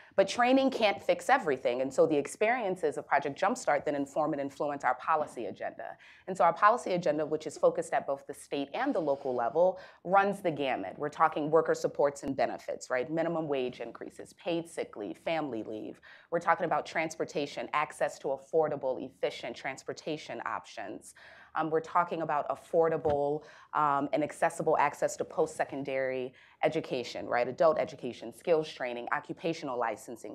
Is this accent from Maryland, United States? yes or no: yes; Baltimore, Maryland, United States; a young African-American female born and raised in Baltimore City